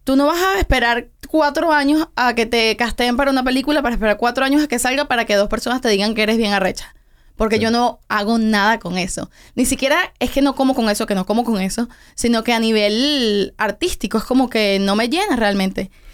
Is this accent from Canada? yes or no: no; Venezuela; also born or lived in Tenerife, Spain; now in Miami, United States; nos fuimos a Venezuela cuando yo tenía como un año. Entonces realmente yo me crié completamente en Venezuela